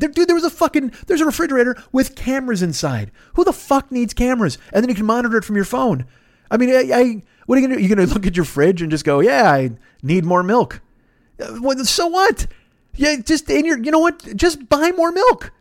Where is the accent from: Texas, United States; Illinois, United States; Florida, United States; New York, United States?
Illinois, United States; Chicago; now in Los Angeles, United States; I was from Chicago